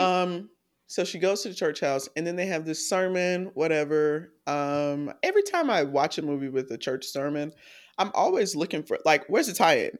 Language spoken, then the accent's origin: English; the South, United States; I grew up in the South.